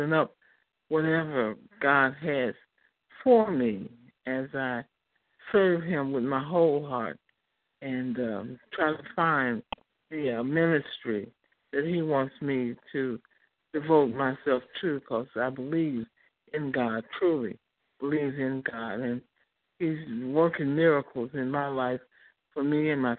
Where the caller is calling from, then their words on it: Chicago, Illinois, United States; I'm calling from Chicago.